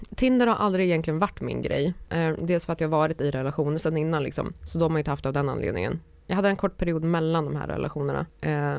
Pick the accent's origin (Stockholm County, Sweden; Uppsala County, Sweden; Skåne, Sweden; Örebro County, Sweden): Örebro County, Sweden; Karlskoga; moved away; jag var på besök hemma i min hemstad